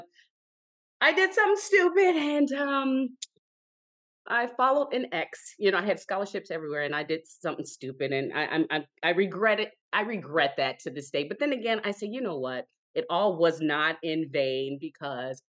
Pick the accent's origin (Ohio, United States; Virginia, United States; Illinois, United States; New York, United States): Illinois, United States; Chicago; also born or lived in Arkansas / Missouri; I'm from Chicago